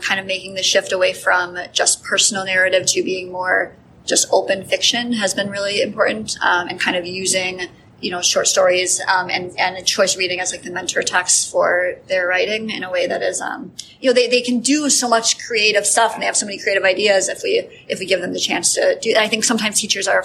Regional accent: Wisconsin, United States; moved away as an adult; now in Chicago area, United States; I'm from Wisconsin originally.

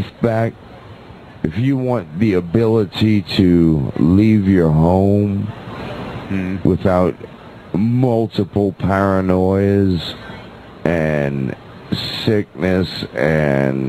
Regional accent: New Orleans, Louisiana, United States; I was born and raised in New Orleans

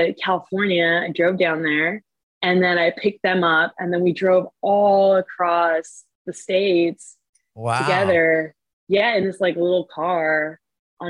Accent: Canada; now in Montreal, Canada; I'm Canadian

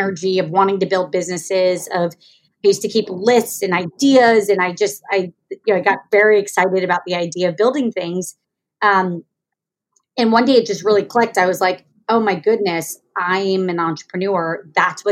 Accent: Jacksonville, Florida, United States; also born or lived in Kentucky; So I was born in Kentucky. I grew up in Jacksonville, Florida, to a family of doctors

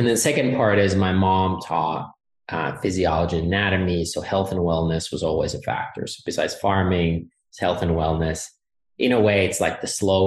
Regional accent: Finland; English is a second language; moved away as an adult; now in Texas, United States; I am a 13th generation family farmer out of Finland, and I still manage the farm with my brother

